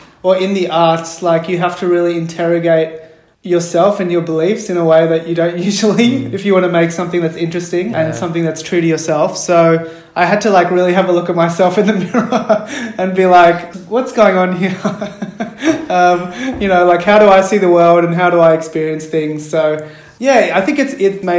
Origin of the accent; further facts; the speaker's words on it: Melbourne, Victoria, Australia; I'm a playwright from Melbourne. I grew up in Melbourne. I'm Sri Lankan Tamil